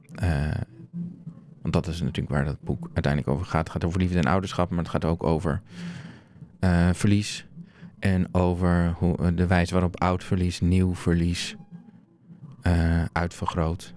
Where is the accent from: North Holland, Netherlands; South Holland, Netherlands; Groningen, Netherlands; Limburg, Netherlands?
Groningen, Netherlands; ik ben opgegroeid in Groningen